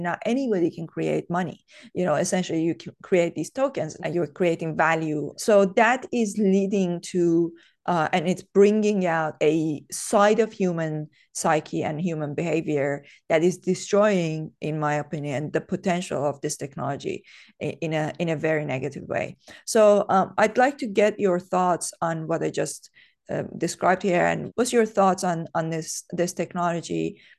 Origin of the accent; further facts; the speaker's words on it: Iran; moved away as an adult; now in United Kingdom; I grew up in Iran. Uh, I was there until I was twenty-three.